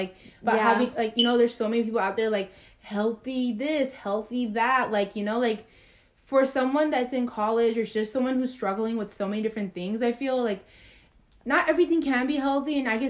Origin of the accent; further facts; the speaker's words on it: Texas, United States; We don't know so much, but we are from Texas, so we all get so hyped when it's like a baseball game or a football game or a basketball game.